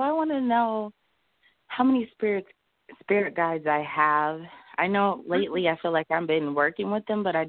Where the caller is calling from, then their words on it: Des Moines, Iowa, United States; I'm calling from Des Moines, Iowa.